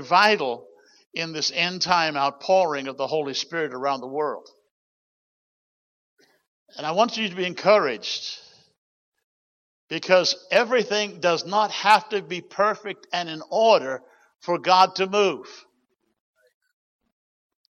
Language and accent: English; New Zealand; moved away; my bloodline, I'm a Kiwi by birth, New Zealand